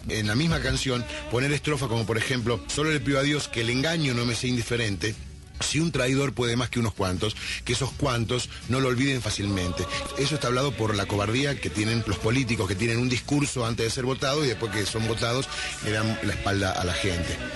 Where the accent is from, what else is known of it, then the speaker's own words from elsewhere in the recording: Argentina; de parte de los argentinos porque decíamos